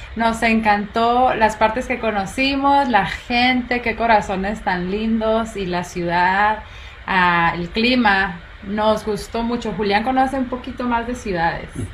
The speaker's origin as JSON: {"language": "Spanish", "country": "Guatemala", "said": "yo soy de Guatemala"}